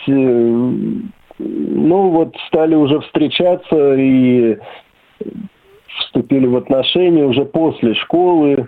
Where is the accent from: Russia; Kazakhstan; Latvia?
Russia; Serpukhov, Moscow Oblast; also born or lived in Malakhovka / Sergiev Posad; now in Beloomut, Russia; я родом из Серпухова